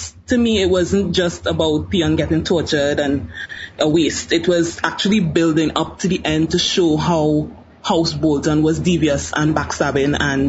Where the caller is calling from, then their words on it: Trinidad & Tobago; I'm actually calling from Trinidad and Tobago.